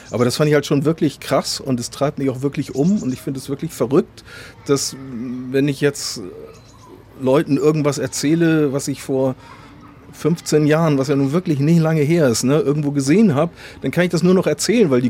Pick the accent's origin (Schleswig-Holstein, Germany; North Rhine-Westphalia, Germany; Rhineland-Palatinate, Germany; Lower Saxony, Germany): Schleswig-Holstein, Germany; Kiel; Ich glaube, als Kieler kann man der Faszination mehr eigentlich nicht entkommen, oder? Also ich meine, du gehst vor die Tür und es ist da.